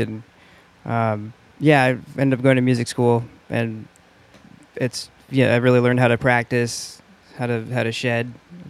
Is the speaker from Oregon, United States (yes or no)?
yes; West Linn, Oregon, United States; Yeah, I'm from West Lynn.